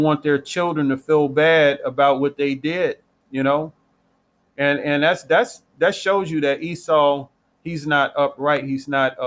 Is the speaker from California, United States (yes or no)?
no; Missouri, United States; I'm from Missouri